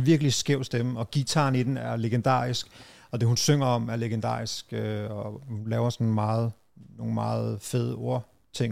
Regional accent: Brøndby Strand, Capital Region of Denmark, Denmark; jeg voksede op som sådan meget utryg, og Brøndby Strand var jo helt anderledes dengang

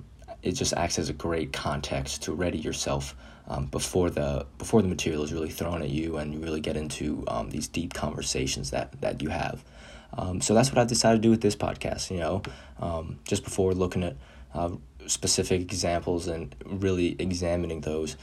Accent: Chicago, Illinois, United States; born there; now in Short Hills, United States; sports media major. I was born in Chicago, Illinois, but currently live in Short Hills, New Jersey

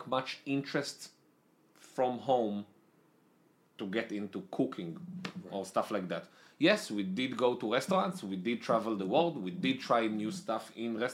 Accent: Israel; accent: Israeli; moved away as an adult; also born or lived in Italy; now in United States; I'm Israeli. I lived in Israel most of my life. I was born in Israel, then I moved to Italy.

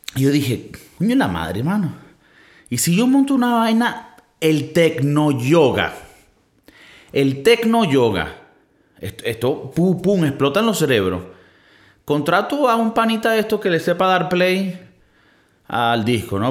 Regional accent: Venezuela; now in Spain; en mi país, en mi, país somos muy fértil. Y esto es algo también creo que de Latinoamérica, pero en Venezuela somos muy fértil.

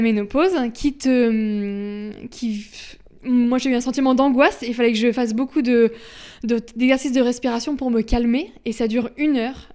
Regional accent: Caen, Normandy, France; je suis de Caen

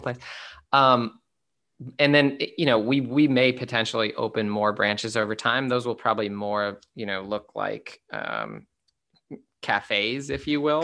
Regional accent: United States; as an American male

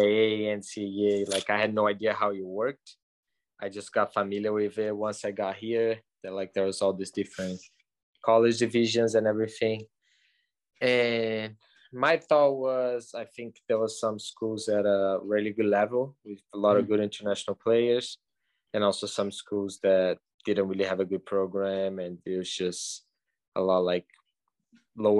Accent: just outside of Rio, Rio de Janeiro, Brazil; moved away as an adult; now in Chattanooga, United States; I'm from Brazil, from just outside of Rio

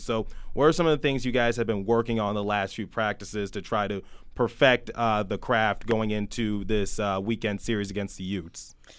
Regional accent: Detroit, Michigan, United States; my city, my hometown, Detroit, Michigan

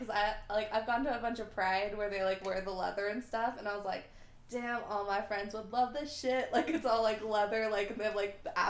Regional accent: California, United States; now in Utah, United States; I grew up in California, and so I went to the LA County Fair and the Orange County Fair

